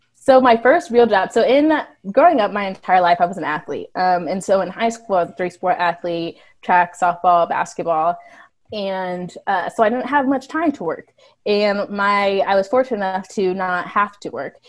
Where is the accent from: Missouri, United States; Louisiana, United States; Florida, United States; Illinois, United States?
Missouri, United States; So we're, we're all from Missouri. We all live in Missouri our whole life